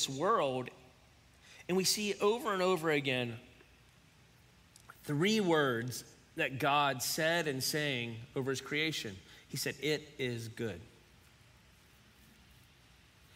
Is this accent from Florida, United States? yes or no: no; Cincinnati, Ohio, United States; also born or lived in Florence, Kentucky; we're from Cincinnati